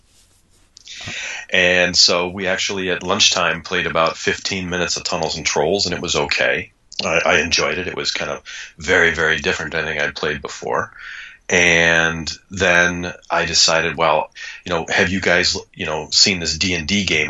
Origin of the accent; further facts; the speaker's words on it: Kalamazoo, Michigan, United States; also born or lived in Ann Arbor, Michigan; I grew up in Michigan and originally in the wonderfully named Kalamazoo, Michigan